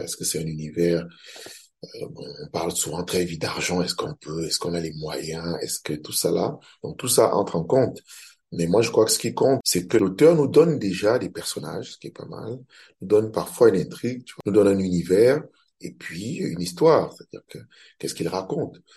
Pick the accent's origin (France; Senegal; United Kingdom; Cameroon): Cameroon; Je suis camerounais, je suis réalisateur